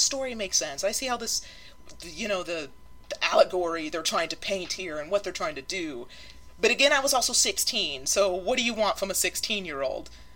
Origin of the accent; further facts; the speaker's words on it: Polk County, in the South, United States; I am from Polk County.